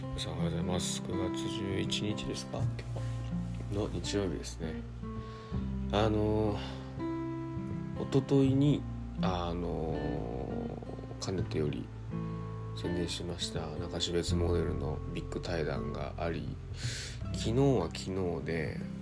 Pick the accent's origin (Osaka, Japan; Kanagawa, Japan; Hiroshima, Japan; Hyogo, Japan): Osaka, Japan; moved away; 大阪僕の実家